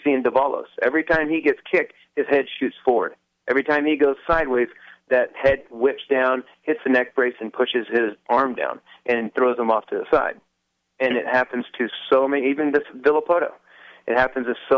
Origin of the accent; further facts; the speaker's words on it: Escondido, California, United States; I was born in Escondido